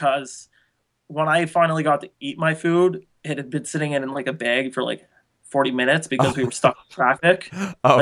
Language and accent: English; Canada; I'm Canadian